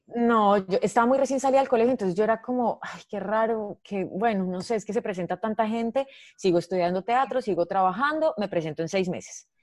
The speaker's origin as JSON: {"language": "Spanish", "town": "Medellín", "region": "Antioquia", "country": "Colombia", "tie": "born or raised there", "said": "nací en Medellín en diciembre del 86"}